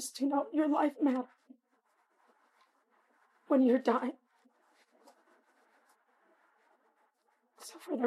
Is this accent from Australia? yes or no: no; Puerto Rico; I am a Puerto Rican national with an American citizenship